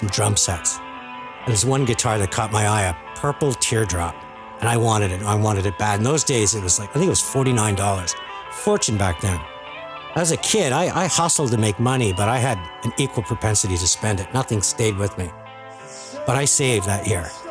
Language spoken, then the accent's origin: English; Dorval, Quebec, Canada; I grew up in Dorval, Quebec, and people that know it, that's where the Montreal airport is